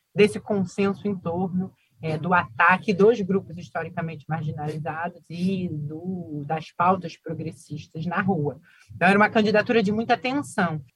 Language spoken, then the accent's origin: Portuguese; Rio de Janeiro, Brazil; o bairro onde eu nasci